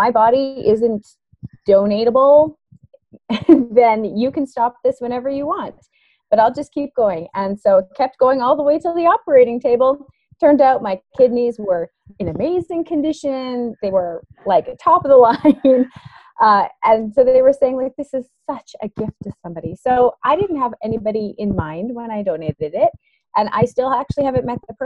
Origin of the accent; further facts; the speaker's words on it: Canada; I'm from Canada